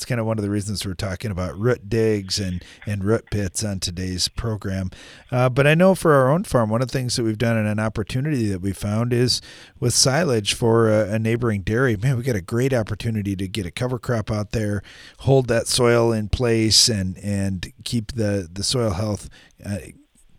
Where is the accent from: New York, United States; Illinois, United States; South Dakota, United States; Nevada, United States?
South Dakota, United States; we're from South Dakota